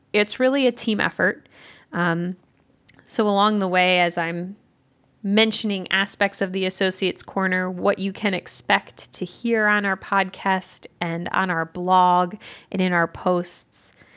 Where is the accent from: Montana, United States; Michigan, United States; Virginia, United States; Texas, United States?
Michigan, United States; Southeastern; moved away as an adult; also born or lived in Evanston, Illinois; now in Central Ohio, United States; I'm from Southeastern Michigan originally